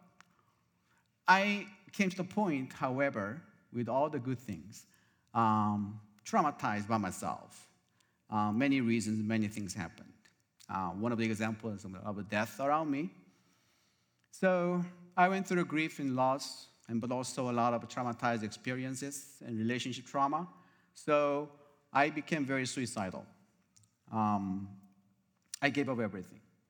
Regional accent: South Korea; moved away as an adult; now in Arizona, United States; I came from South Korea originally 30 years ago

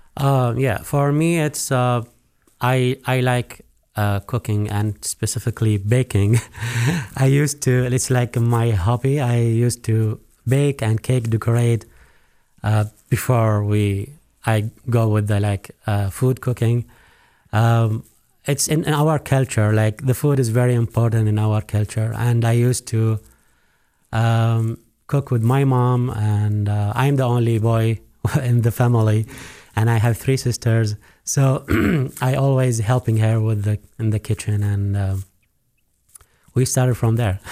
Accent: Iraq; also born or lived in Abu Dhabi, United Arab Emirates; now in Missoula, United States; I'm originally from Iraq. We moved to U S, specifically to Missoula

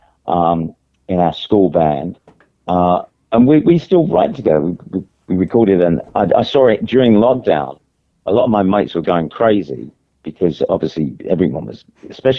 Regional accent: London, United Kingdom; I grew up in the East End

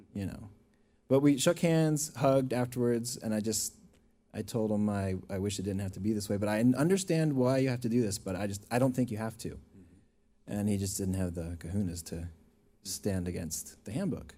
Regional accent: Baltimore, Maryland, United States; moved away as an adult; also born or lived in Cache Valley, Utah; now in Utah, United States; I'm from Baltimore originally. Uh, uh, grew up in the LDS Church

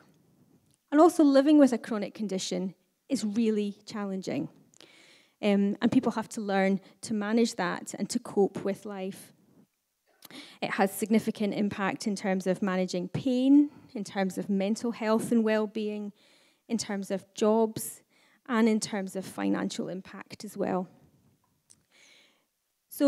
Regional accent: the Highlands, Scotland, United Kingdom; now in Aberdeen, United Kingdom; as someone who was born and brought up in the Highlands

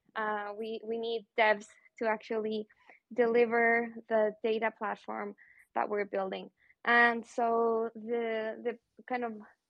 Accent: Santiago, Santiago Metropolitan Region, Chile; moved away; also born or lived in New York / Buenos Aires / Madrid; I'm originally from Santiago, Chile

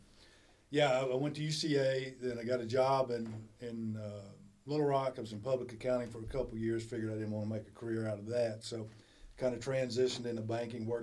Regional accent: Humphrey, Arkansas, United States; moved away as an adult; also born or lived in Conway, Arkansas; Grew up in the big metropolis of Humphrey, Arkansas

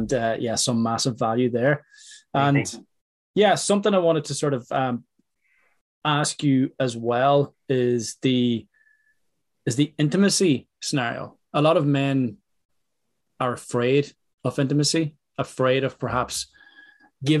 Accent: Ireland; I'm speaking from Ireland here

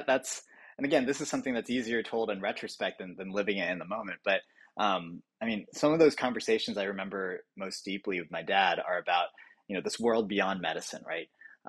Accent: suburbs of Washington, DC, District of Columbia, United States; also born or lived in Boston, Massachusetts; I was born in Boston, actually at the Brigham. But really, I'd say I grew up in the suburbs of DC.

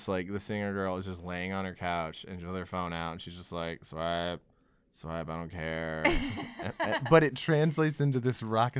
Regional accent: Cleveland, Mississippi, United States; Oh, no, I'm from Cleveland, but Oxford's not far away.

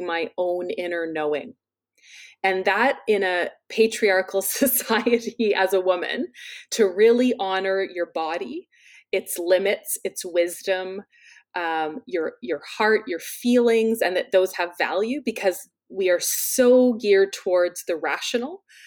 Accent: London, Ontario, Canada; my hometown of London, Ontario

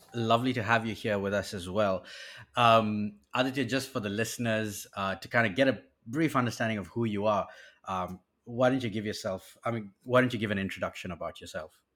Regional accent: Botswana; I grew up in Africa as well. I grew up in a country called Botswana.

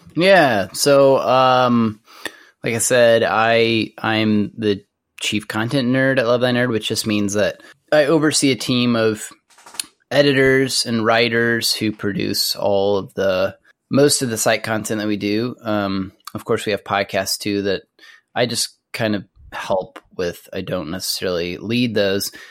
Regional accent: Amarillo, Texas, United States; I grew up in Amarillo, Texas, which is in the Texas Panhandle

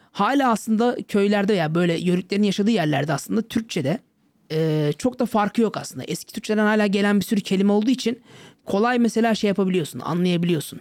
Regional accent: Kaş, Antalya, Turkey; moved away as an adult; Kendim zaten Antalyalıyım, Kaşlıyım.

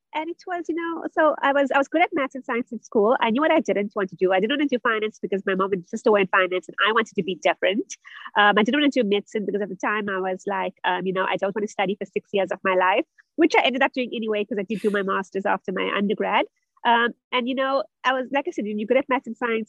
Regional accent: South Africa; also born or lived in Germany; I'm originally from South Africa, where I also studied

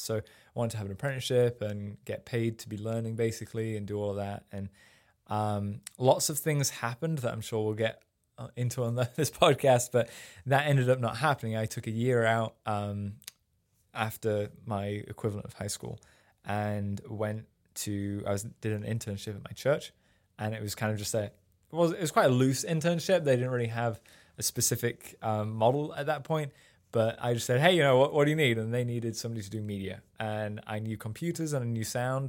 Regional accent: Sheffield, Yorkshire and the Humber, United Kingdom; moved away as an adult; also born or lived in Rotherham; now in United States; I grew up in uh, just outside of Sheffield in England, which is up in the north

